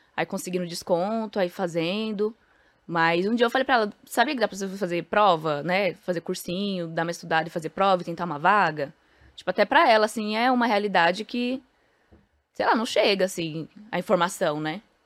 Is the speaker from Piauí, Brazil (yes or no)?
no; São Paulo, Brazil; o prédio em frente ao Pombas Urbanas é onde eu fui criada